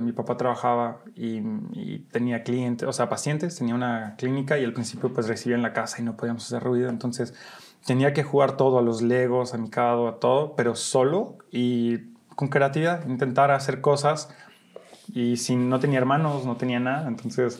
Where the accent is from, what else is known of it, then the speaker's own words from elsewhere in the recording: Brussels, Brussels-Capital Region, Belgium; moved away as an adult; also born or lived in Molenbeek / New York; now in Mexico; nací en Bélgica, Bruselas, Bélgica, y mm, nací de una mamá mexicana que venía de Sinaloa y de un papá belga